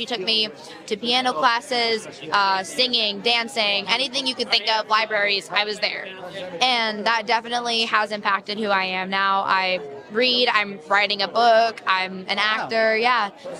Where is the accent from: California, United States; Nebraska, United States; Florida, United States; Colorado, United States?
California, United States; Los Angeles; I'm from Los Angeles